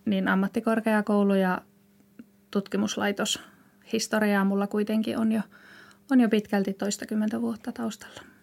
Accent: Ilomantsi, North Karelia, Finland; moved away; also born or lived in Joensuu; Lähtöisin olen Ilomantsista, sieltä metsien keskeltä

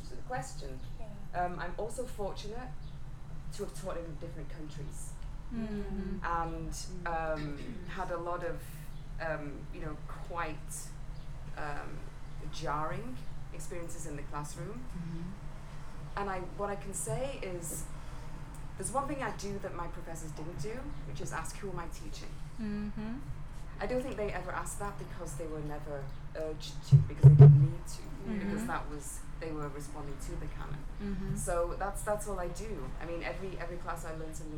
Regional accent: England, United Kingdom; now in United States; I'm not from these parts, right? I'm English

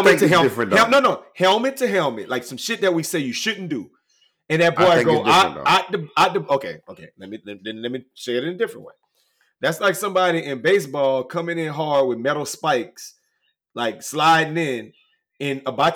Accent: Louisiana, United States; When I was growing up in Louisiana

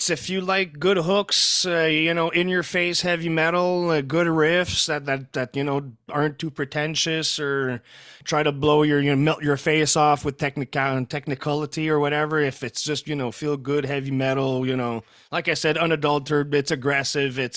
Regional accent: Canada; first language French; English is a second language; Uh, eh, well, I'm I'm I am francophone. My my mother tongue is French.

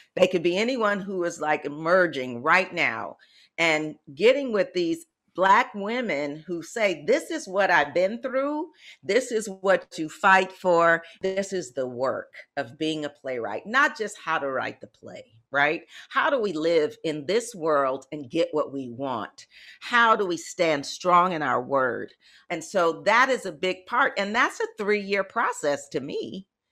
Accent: Detroit, Michigan, United States; now in San Francisco Bay Area, United States; I'm from Detroit

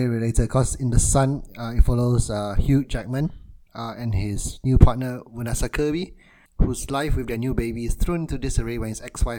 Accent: Malaysia; I grew up in Malaysia

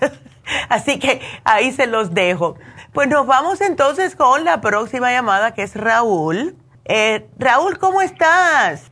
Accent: Cuba; siendo buena cubana

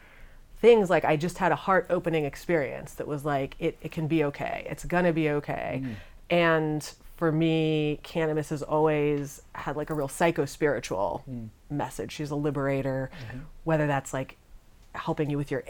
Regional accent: San Francisco, California, United States; I grew up in San Francisco

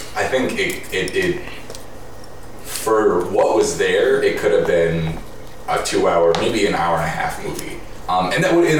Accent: Racine, Wisconsin, United States; I grew up in Racine, Wisconsin.

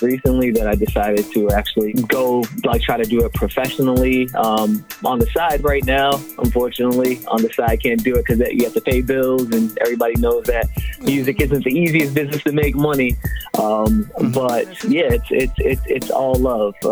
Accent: Brockton, Massachusetts, United States; also born or lived in Daytona Beach, Florida; I grew up in Brockton, Massachusetts.

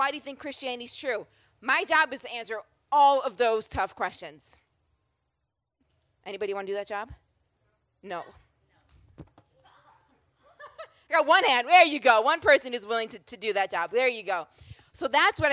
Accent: Rochester, New York, United States; also born or lived in Philadelphia, Pennsylvania / Boston, Massachusetts; now in Atlanta, United States; born and raised in Rochester, New York

